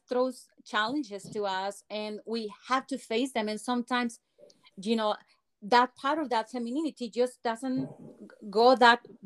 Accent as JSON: {"language": "English", "country": "Mexico", "tie": "born or raised there", "also_born_or_lived": "Guadalajara, Mexico", "second_language": "English", "moved": "as an adult", "lives_now": "United States", "said": "I grew up in Mexico"}